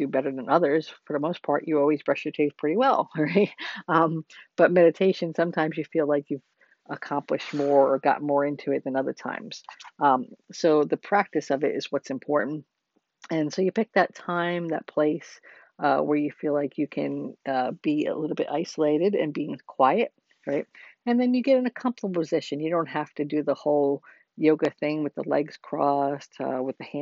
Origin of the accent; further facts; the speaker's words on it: New Jersey, United States; I come from New Jersey myself